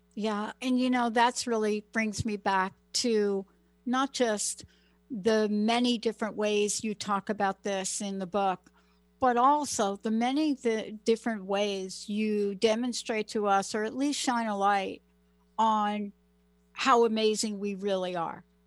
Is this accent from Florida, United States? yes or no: no; New York City, New York, United States; moved away; also born or lived in Washington State / California; I'm a girl from the Bronx